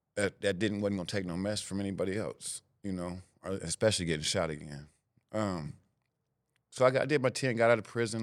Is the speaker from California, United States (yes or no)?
yes; Sacramento, California, United States; I grew up in Sacramento, California, the, the Del Paso Heights area, North Sac